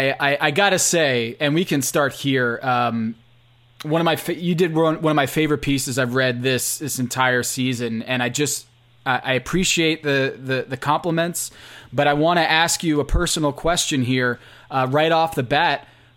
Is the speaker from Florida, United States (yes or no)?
no; Connecticut, United States; now in Charlotte, United States; my home here in Charlotte. And Sean DeHart, another UNCC student who's from my home state in Connecticut